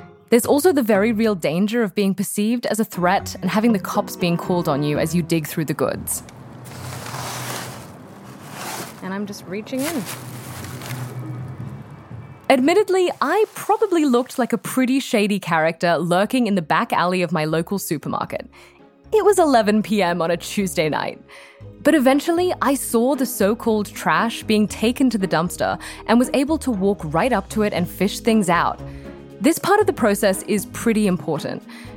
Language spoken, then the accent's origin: English; Sydney, New South Wales, Australia; moved away as an adult; now in Boston, United States; I produced a radio show in my hometown of Sydney, Australia